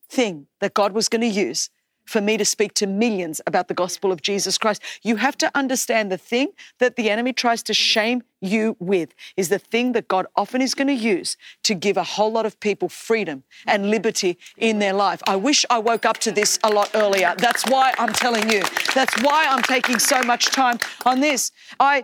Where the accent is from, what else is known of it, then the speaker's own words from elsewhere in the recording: Australia; English is a second language; you're not Australian enough, that you sound too ethnic because I had a strong accent because I was just learning English.